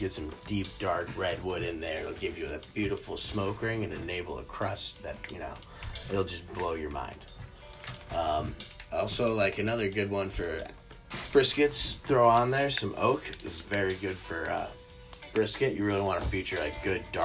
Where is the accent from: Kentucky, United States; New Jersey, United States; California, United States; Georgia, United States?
Georgia, United States; now in Chicago, United States; I grew up in Georgia, and when I was there, developed a love for barbecue